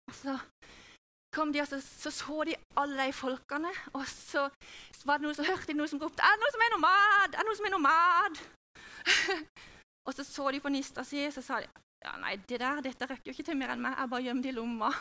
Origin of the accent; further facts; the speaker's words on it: Norway; also born or lived in Hawaii; jeg er jo norsk i kultur og i tankegang